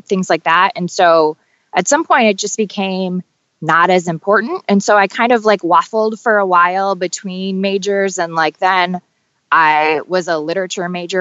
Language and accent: English; Toledo, Ohio, United States; now in Cincinnati, United States; I'm originally from Toledo, Ohio. I live in Cincinnati now.